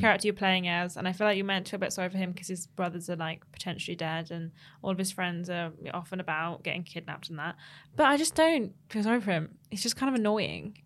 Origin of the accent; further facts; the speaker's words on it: United Kingdom; as a British person